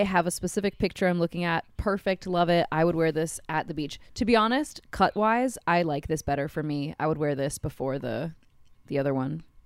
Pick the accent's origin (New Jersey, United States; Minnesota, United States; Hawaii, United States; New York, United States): Hawaii, United States; did I mention yet in this episode we're from Hawaii